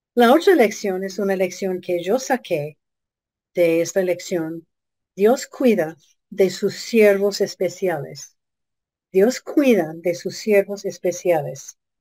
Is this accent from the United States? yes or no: yes; United States; nuestro país